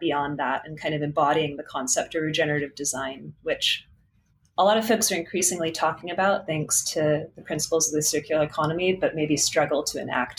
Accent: California, United States; that just totally felt at odds with growing up in California next to the ocean

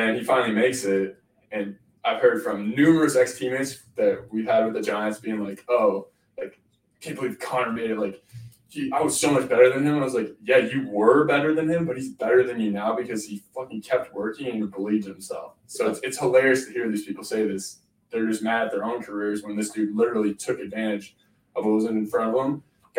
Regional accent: Canada; I grew up in Canada

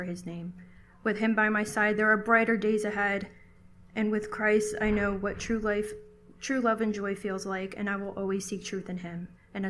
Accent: Southern Connecticut, United States; I'm from Southern Connecticut

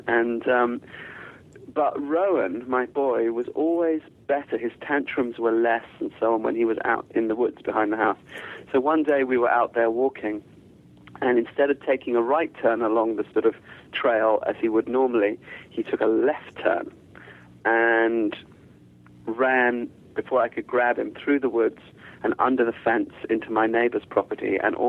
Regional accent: United Kingdom; born there; accent: English; I sound very English, but I'm not English at all, really. My family is all South African and Zimbabwean, and a lot of my family is not white, and a lot of my family doesn't speak English. And although I was born in the UK

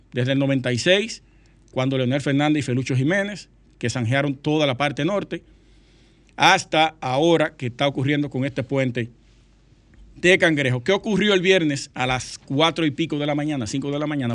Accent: Sosúa, Puerto Plata, Dominican Republic; Sosúa, mi pueblo natal, Sosúa.

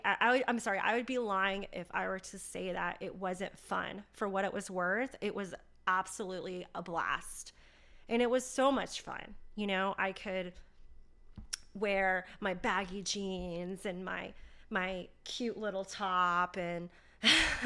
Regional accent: Charlotte, North Carolina, United States; I was born and raised in Charlotte, North Carolina

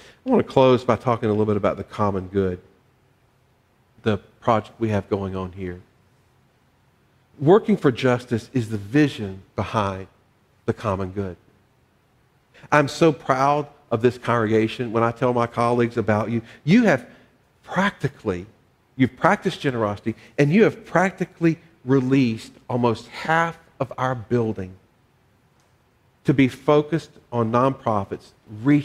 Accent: the South, United States; part of my journey is growing up in the South

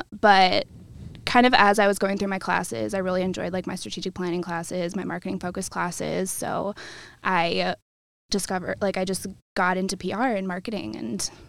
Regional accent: Tinley Park, Illinois, United States; moved away as an adult; also born or lived in Iowa City, Iowa; now in Cedar Rapids, United States; I'm from Tinley Park, south suburbs.

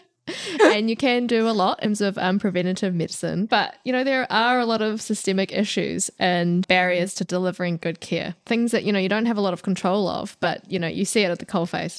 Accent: Warkworth, Auckland, New Zealand; accent: thick New Zealand; I grew up in Warkworth

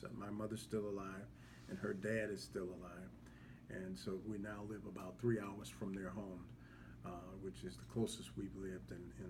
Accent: Chicago, Illinois, United States; moved away as an adult; also born or lived in Cleveland, Ohio / Indiana; I'm originally from Chicago. Came out of a small membership congregation in the city of Chicago.

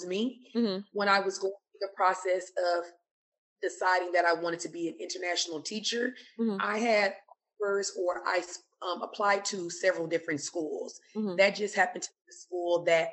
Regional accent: United States; moved away as an adult; also born or lived in Kuwait; now in Abu Dhabi, United Arab Emirates; I'm from America

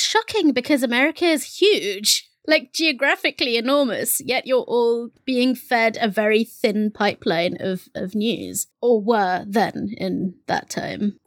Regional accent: England, United Kingdom; first language Bengali; English is a second language; I was English

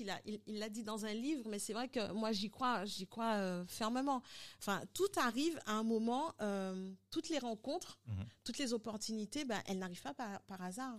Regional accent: Guadeloupe; also born or lived in Paris, France / Dominican Republic; je suis guadeloupéenne

